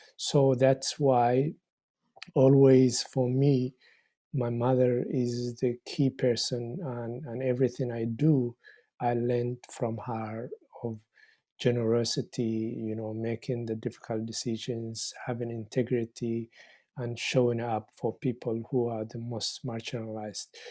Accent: Somalia; also born or lived in Egypt / Winnipeg, Canada; now in Victoria, Canada; I'm a, originally from Somalia

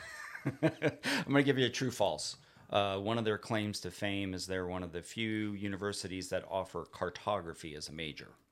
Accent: South Florida, United States; also born or lived in Onslow Bay, North Carolina; now in North Carolina, United States; growing up in South Florida, we would catch red grouper in forty foot of water

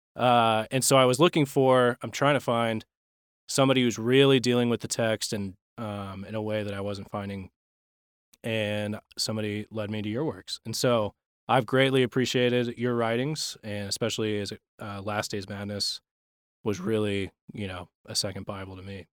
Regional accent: Texas, United States; I grew up in Texas

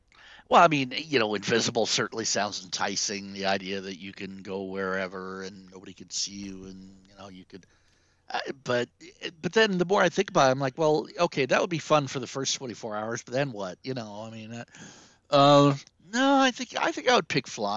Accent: Prague, Czechia; moved away; I was born in Prague. I was born in the Czech Republic.

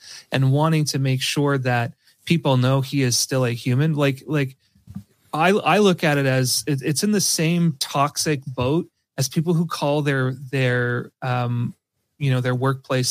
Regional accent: Canada; I'm Canadian

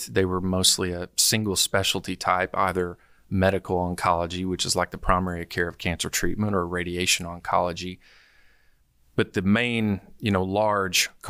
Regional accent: Arkansas, United States; It was a great childhood. I'd say I, I grew up on Lake Number Three or close

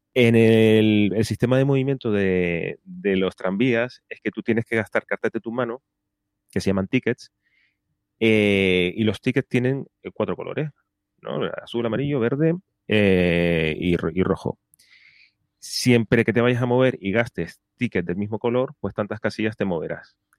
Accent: Canary Islands, Spain; de las Islas Canarias, de mi tierra

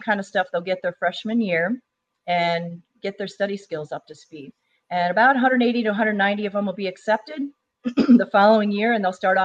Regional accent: Chicago, Illinois, United States; moved away as an adult; I was born and raised in Chicago in Northern Illinois.

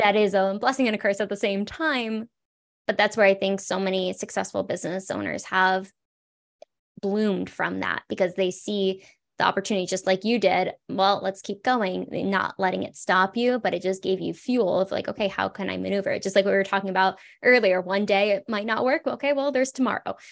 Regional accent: South Florida, United States; also born or lived in California; now in Colorado, United States; I grew up in South Florida, lived in California.

